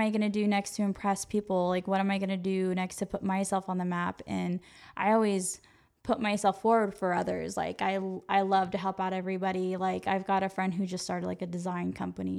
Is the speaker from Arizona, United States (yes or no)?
no; Yuba City, California, United States; I grew up in Yuba City, California.